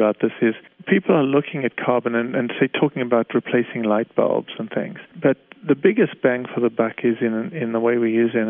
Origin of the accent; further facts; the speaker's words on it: Canada; I'm a Canadian, I live in Canada